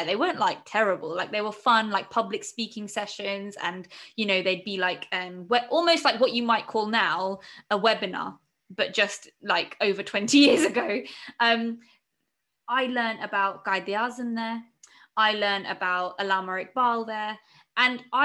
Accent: England, United Kingdom; I'm a British citizen, and you know, born and raised here

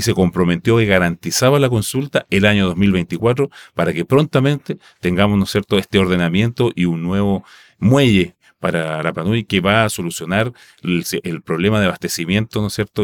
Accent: Rapa Nui, Valparaíso, Chile; first language Rapa Nui; Spanish is a second language; moved away; mis vacaciones son en mi, en mi tierra natal

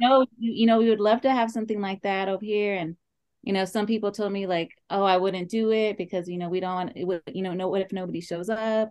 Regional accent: Oxnard, California, United States; i am from oxnard california

